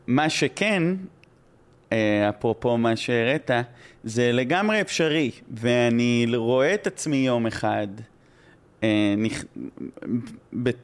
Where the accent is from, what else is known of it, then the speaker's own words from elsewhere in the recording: Israel; accent: Israeli; גרתי שם אה, כמה שנים, אבל זה עדיין מבטא מאוד, נראה לי, ישראלי